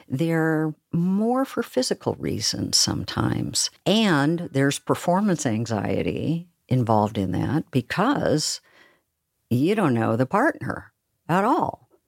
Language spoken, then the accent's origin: English; Oregon, United States; now in Seattle, United States; I'm from Oregon, where we talk really slowly.